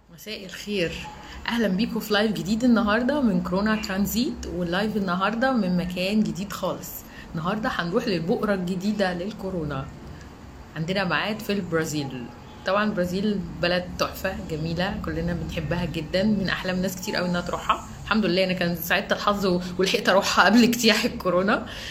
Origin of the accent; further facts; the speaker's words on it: Egypt; عندنا في مصر